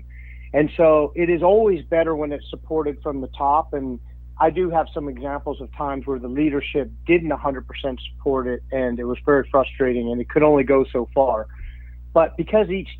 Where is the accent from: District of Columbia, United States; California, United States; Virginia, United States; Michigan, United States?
District of Columbia, United States; Washington; now in Phoenix, United States; I'm from Washington, D.C., but lived in Phoenix for, you know, a long time now